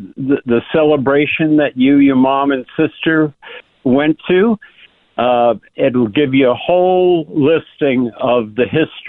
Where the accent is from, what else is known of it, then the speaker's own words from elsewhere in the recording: New York City, New York, United States; also born or lived in Mahopac, New York; now in San Diego, United States; I was raised in the South Bronx.